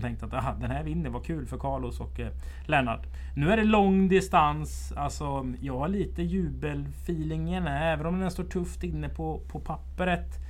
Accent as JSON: {"language": "Swedish", "town": "Strömstad", "region": "Västra Götaland", "country": "Sweden", "tie": "born or raised there", "said": "Vi hade en bagge hemma i Strömstad som heter Birger"}